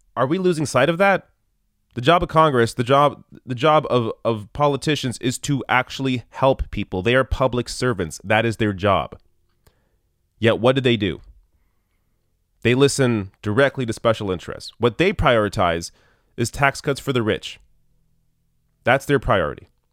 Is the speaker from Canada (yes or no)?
yes; Canada; as a Canadian, I have experience with single payer healthcare